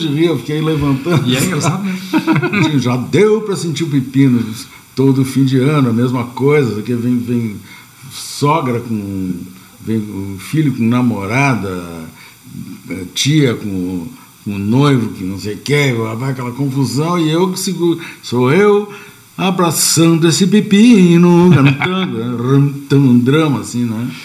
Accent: Uruguay; now in Brazil; eu sou uruguaio

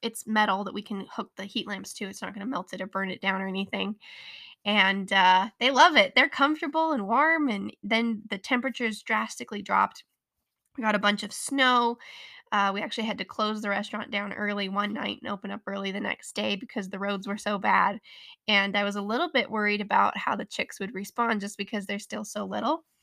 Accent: Colorado, United States; I was born and raised in Colorado and live here with my wonderful husband of six years.

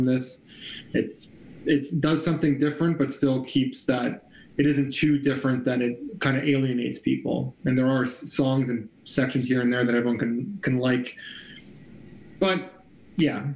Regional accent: Canada; as a Canadian, a proud Canadian

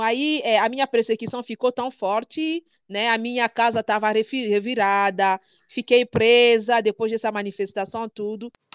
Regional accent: DR Congo; Portuguese is a second language; moved away as an adult; now in Brazil; sou da República Democrática do Congo. É, estou no Brasil há cinco anos

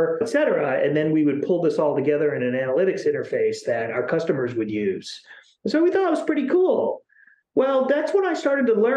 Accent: Chicago, Illinois, United States; now in Seattle, United States; I'm from Chicago.

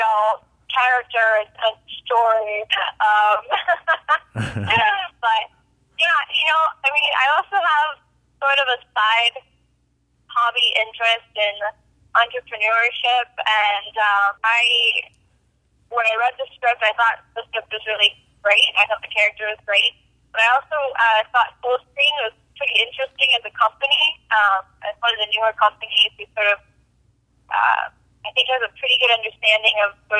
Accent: Southern California, United States; I grew up in Southern California.

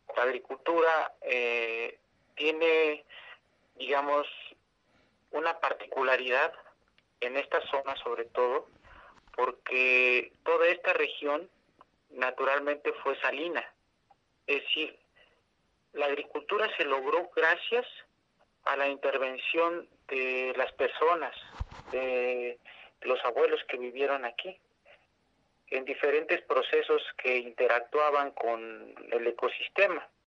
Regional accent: San Salvador Atenco, State of Mexico, Mexico; soy de la comunidad de San Salvador Atenco

